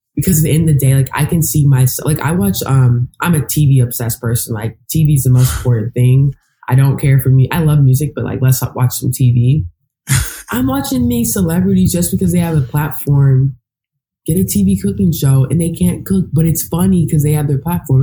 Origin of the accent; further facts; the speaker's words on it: Texas, United States; moved away as an adult; now in New York, United States; I worked at this lifetime in my hometown